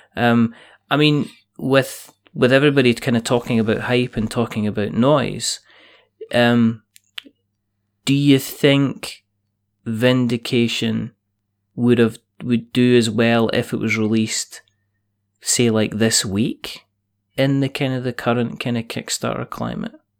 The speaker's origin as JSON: {"language": "English", "region": "Scotland", "country": "United Kingdom", "said": "I I'm Scottish."}